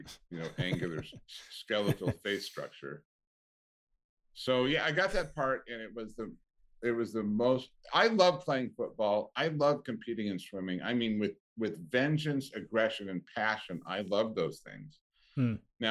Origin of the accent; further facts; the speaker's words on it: Longview, Washington, United States; moved away as an adult; also born or lived in Ellensburg, Washington; now in Southern California, United States; I was raised in the Pacific Northwest